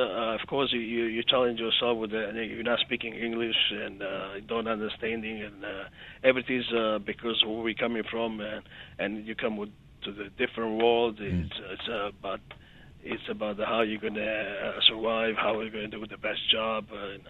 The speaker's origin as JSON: {"language": "English", "country": "Montenegro", "moved": "yes", "said": "Well, since we're coming from Montenegro, former"}